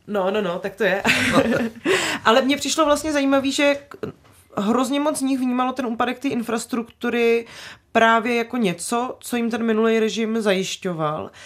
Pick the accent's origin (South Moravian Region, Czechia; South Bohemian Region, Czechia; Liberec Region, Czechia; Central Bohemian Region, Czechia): South Moravian Region, Czechia; Brno; tady se ze mě furt děláte srandu, že jsem z Brna, takže já jsem z Brna